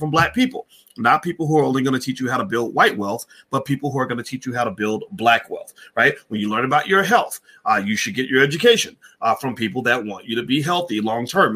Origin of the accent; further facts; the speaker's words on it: Louisville, Kentucky, United States; I am from the Ville. I rep the Ville.